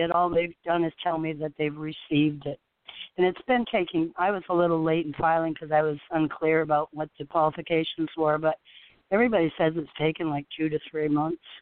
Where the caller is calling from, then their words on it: Florida, United States; I'm calling from Florida.